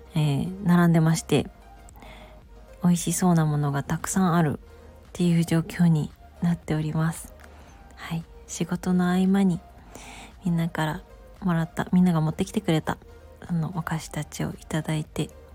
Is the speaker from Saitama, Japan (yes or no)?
no; Gifu, Japan; moved away; also born or lived in Komono, Mie; 私は実家の岐阜県に帰省していま